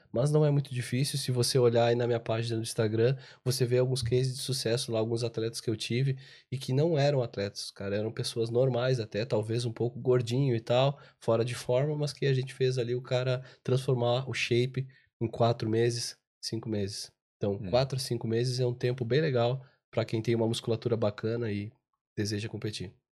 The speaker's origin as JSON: {"language": "Portuguese", "region": "Santa Catarina", "country": "Brazil", "said": "Eu sou de Santa Catarina"}